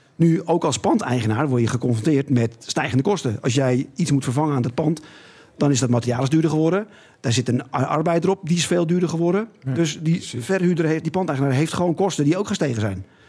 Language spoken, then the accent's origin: Dutch; Netherlands; we zijn Nederlanders